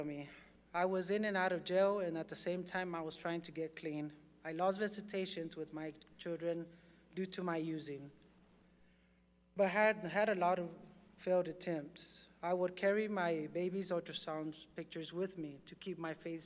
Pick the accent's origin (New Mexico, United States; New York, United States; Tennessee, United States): New Mexico, United States; Portales; I was born in Portales, New Mexico. I was a farm laborer at a young age. I had a good childhood